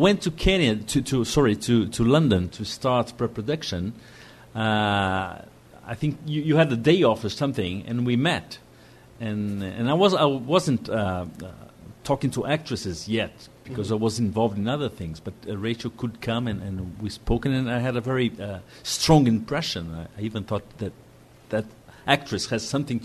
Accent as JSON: {"language": "English", "country": "Brazil"}